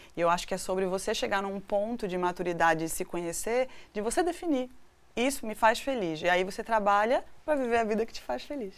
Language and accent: Portuguese; Northeast Region, Brazil; moved away; also born or lived in Recife; eu nasci no Nordeste